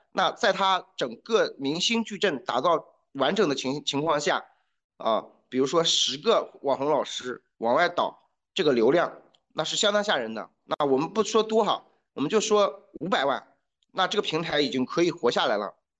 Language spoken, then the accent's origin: Chinese; China; 我们中国人